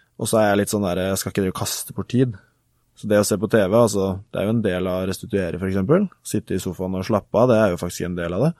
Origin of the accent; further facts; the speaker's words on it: Gjøvik, Innlandet, Norway; also born or lived in Kristiansand / Oslo; så er jeg ca. halvparten av tida mi hjemme på Gjøvik, hvor jeg bor eh, hjemme hos mor